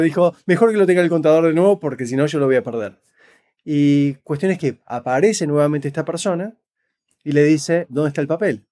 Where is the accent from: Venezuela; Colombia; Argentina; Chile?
Argentina; Buenos Aires; now in Canada; nací crecí en Buenos Aires, Argentina